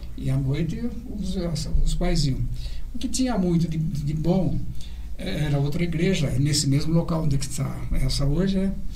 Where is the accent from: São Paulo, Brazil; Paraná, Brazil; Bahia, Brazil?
São Paulo, Brazil; Bariri; born or raised there